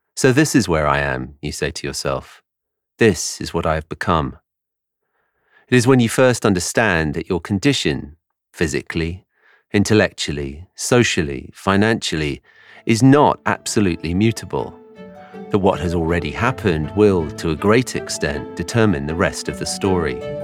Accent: London, United Kingdom; accent: English; moved away as an adult; now in New York, United States; my accent is English. I grew up in London, but I've lived in New York for twelve years now

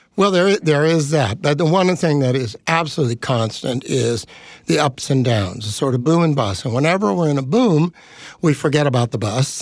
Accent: Bay Area, California, United States; I grew up in the Bay Area

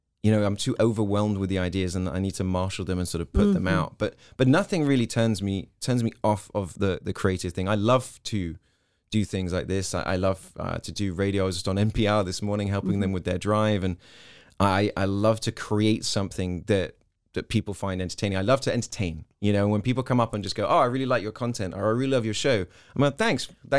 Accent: Hong Kong; because I came from Hong Kong, a place where there was always sound.

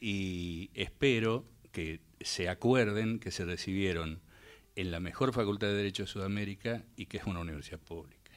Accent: San Miguel de Tucumán, Tucumán, Argentina; moved away; una cuadra de donde yo nací, donde yo me, crié, en el barrio de la uh, Ciudadela, en Tucumán

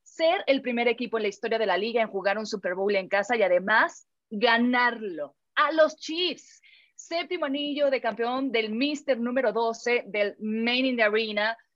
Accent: Mexico; como mexicanos

